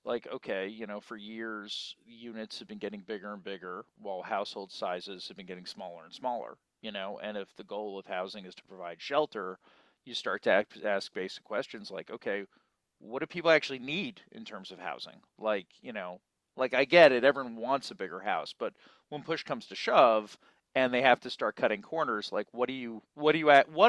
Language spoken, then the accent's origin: English; United States; as an American